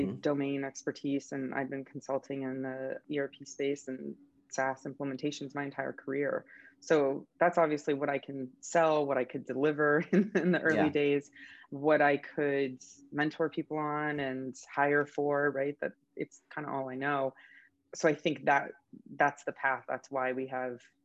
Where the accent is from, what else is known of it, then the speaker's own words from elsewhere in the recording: Florida, United States; I grew up in Florida